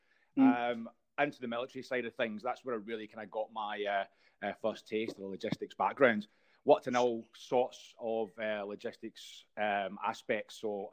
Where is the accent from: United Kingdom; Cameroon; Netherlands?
United Kingdom; Scotland; I'm Scottish